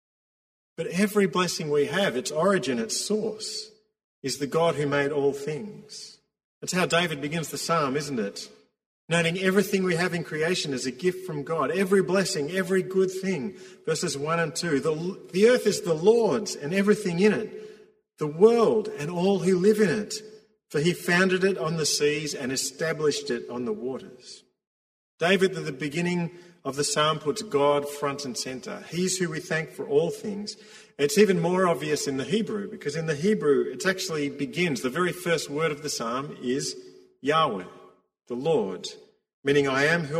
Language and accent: English; Victoria, Australia; us, Victorians